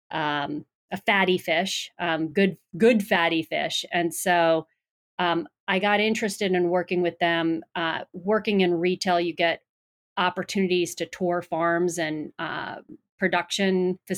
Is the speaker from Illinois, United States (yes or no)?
no; Long Island, New York, United States; moved away as an adult; also born or lived in Boston; originally from New York, if you couldn't tell by my accent, uh, grew up on Long Island on the coast, and uh, went to school in New York